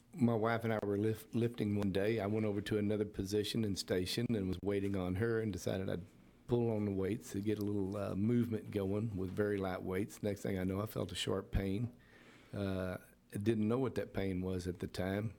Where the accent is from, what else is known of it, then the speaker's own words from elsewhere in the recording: Pasadena, United States; I come from Pasadena, was raised in the area